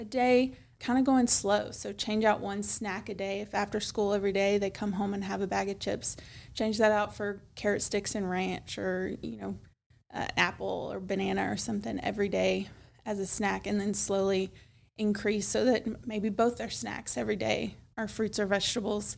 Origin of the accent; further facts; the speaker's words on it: Milan, Tennessee, United States; also born or lived in Chattanooga, Tennessee; I was born and raised in Milan